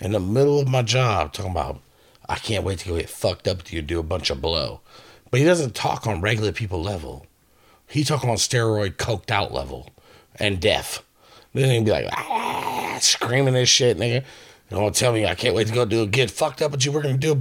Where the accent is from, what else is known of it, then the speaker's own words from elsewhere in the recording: Vallejo, California, United States; moved away as an adult; now in Northwest, United States; I'm from a little place called Vallejo, California